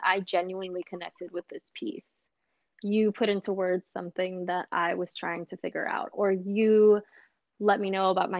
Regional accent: Los Angeles, California, United States; growing up in South Central Los Angeles

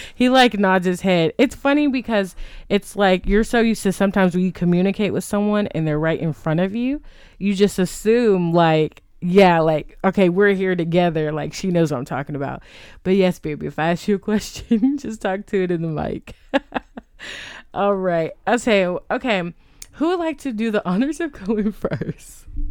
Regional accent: Texas, United States; we are from Texas

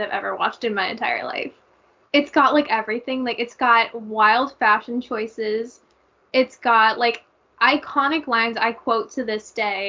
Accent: Canada; I'm Canadian

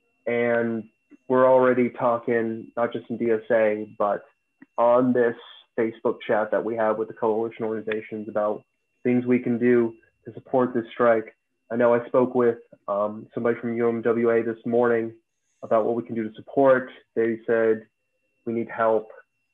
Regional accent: Fairfax County, Northern Virginia, United States; I grew up in Northern Virginia, okay, in Fairfax County.

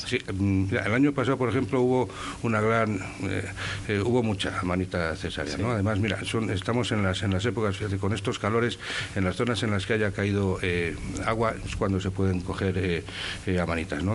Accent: Saldaña, Castile and León, Spain; yo soy de Saldaña

